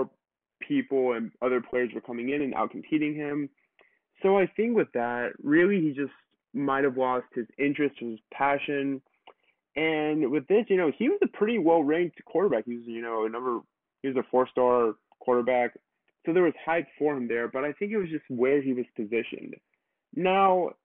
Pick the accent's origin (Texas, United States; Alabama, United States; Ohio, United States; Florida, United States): Alabama, United States; I grew up in Alabama, I went to Alabama